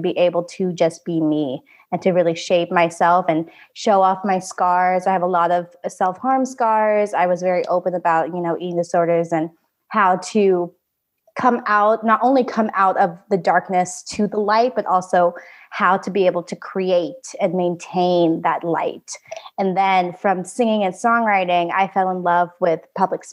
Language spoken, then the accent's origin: English; Oregon, United States; also born or lived in Da Nang, Vietnam; I grew up in a tiny, tiny town in Oregon